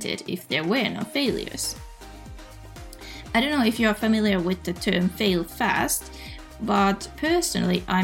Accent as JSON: {"language": "English", "country": "Finland", "said": "my, let's say, beautiful home country"}